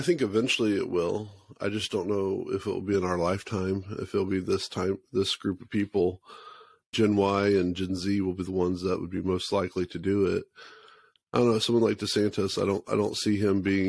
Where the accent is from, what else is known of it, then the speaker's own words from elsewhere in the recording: United States; as American people